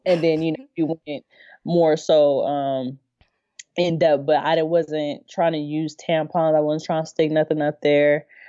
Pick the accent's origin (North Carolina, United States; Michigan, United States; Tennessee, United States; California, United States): California, United States; Inland Empire, Southern; born or raised there